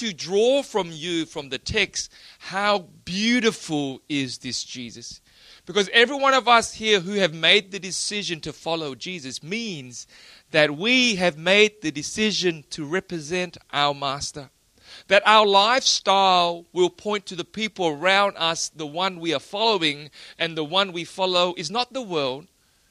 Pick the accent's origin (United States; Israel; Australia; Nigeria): Australia; I'm from Australia